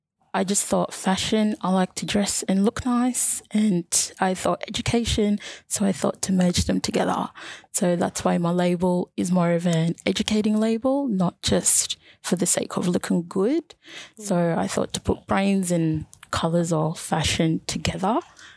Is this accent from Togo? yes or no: no; north of Sudan, Sudan; also born or lived in Egypt; now in Australia; So I moved to Australia from Egypt, originally from Sudan, specifically East Africa and north of Sudan. So I'm Nubian by background.